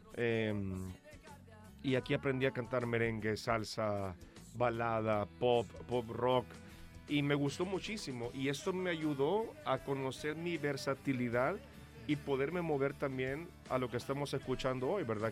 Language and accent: Spanish; El Salvador; yo vengo desde El Salvador